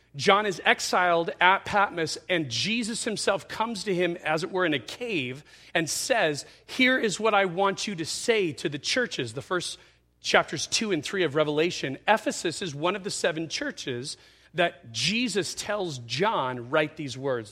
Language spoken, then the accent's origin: English; Yucaipa, California, United States; I was a kid growing up in Ukaipa